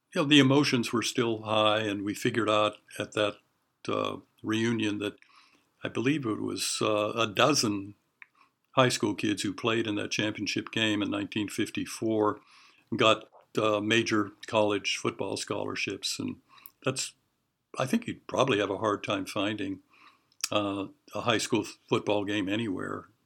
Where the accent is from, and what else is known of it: Honolulu, Hawaii, United States; born or raised there; also born or lived in Western Pennsylvania; now in Oregon, United States